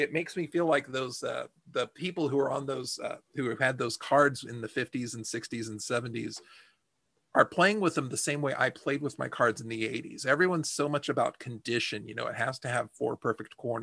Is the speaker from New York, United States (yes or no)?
no; Texas, United States; I'm from Texas